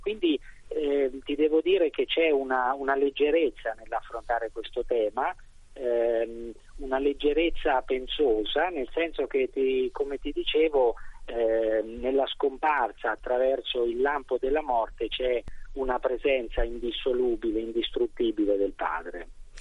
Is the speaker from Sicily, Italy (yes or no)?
no; Sansepolcro, Tuscany, Italy; io vengo da San Sepolcro